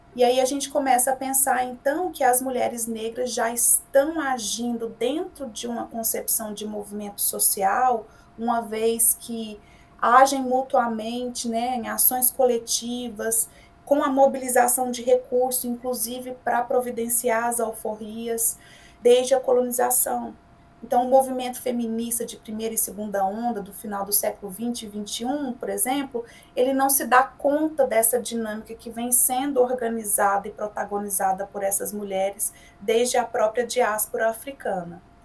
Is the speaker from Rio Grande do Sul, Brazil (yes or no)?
no; Goiânia, Goiás, Brazil; goiana do pé rachado, como a gente diz por aqui, nascida e criada em Goiás, em Goiânia